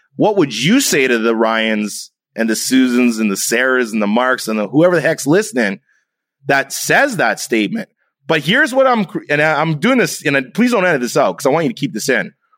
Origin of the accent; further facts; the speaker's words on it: Canada; I'm half German, I'm half Jamaican, I'm Canadian